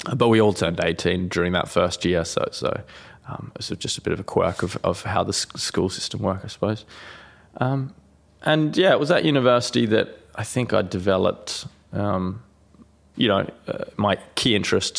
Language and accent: English; Bunbury, Western Australia, Australia; also born or lived in Dardanup; I actually grew up, um, outside of Bunbury, a small city in Western Australia